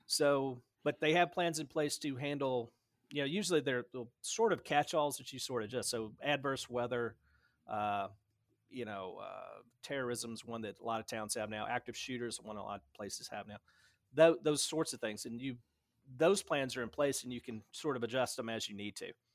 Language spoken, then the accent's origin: English; Dyersburg, Tennessee, United States; moved away; also born or lived in Knoxville, Tennessee / Memphis, Tennessee; Town's called Dyersburg, so it's about almost exactly same size. It looks very similar, except, uh, Uh, so that's where I grew up